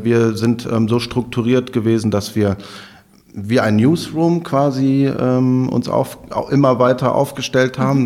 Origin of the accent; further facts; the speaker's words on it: Overath, North Rhine-Westphalia, Germany; also born or lived in Bergisch Gladbach / Leipzig; now in Cologne, Germany; in Bergisch Gladbach bin ich geboren, ich komme aus Overath.